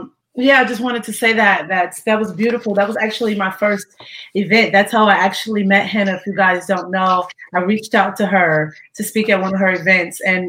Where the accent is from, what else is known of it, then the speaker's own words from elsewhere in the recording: Ohio, United States; moved away; I went back to my hometown in Ohio to be around family.